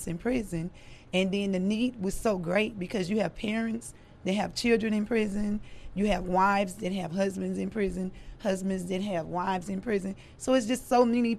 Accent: Louisiana, United States; moved away as an adult; also born or lived in Baton Rouge / Texas; now in Dallas, United States; I'm from Louisiana.

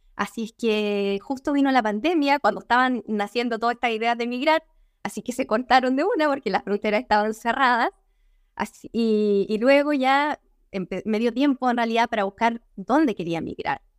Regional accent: Agua Santa, Biobío, Chile; also born or lived in Concepción / Denmark; yo soy chilena, nací en el sur de Chile, no en el sur-sur, en la zona centro, un poquito más abajo. Nací en el campo eh, y ahí pasé gran parte de mi infancia

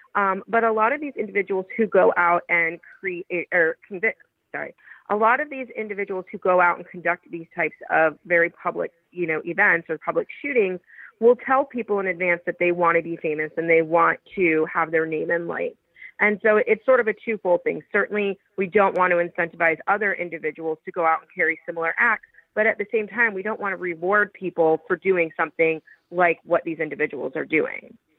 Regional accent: Parkland, Florida, United States; I grew up in the Parkland community

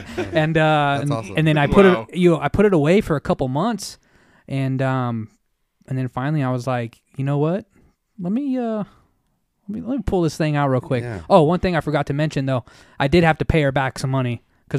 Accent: Reno, Nevada, United States; So yeah, I'm from East Sparks, but born and raised in Reno. I'm Reno through and through. I love this city.

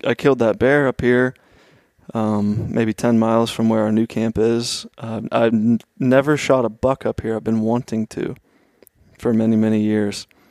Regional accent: Oakmont, Pennsylvania, United States; I grew up just outside of Pittsburgh, um, maybe twelve miles east in a little town, Oakmont

